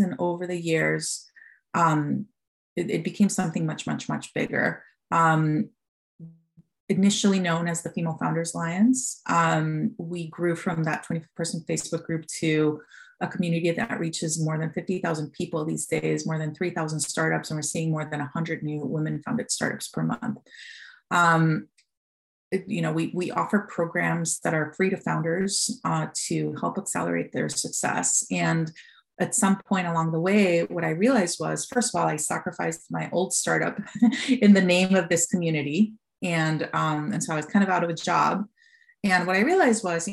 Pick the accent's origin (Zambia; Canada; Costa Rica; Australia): Costa Rica; moved away as an adult; now in United States; I was born and raised in Costa Rica. I moved to America in 2005 for business school